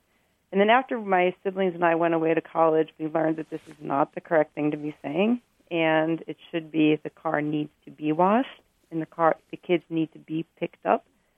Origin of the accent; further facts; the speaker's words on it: Pittsburgh, Pennsylvania, United States; moved away as an adult; now in Milwaukee, United States; I grew up in Pittsburgh, and when we were growing up, we always used to say things like the car needs washed and the kids need picked up.